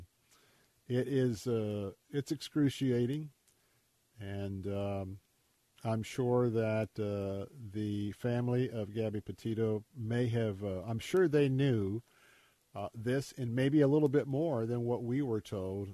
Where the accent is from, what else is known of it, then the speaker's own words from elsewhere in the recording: Tampa, Florida, United States; where I grew up here in Tampa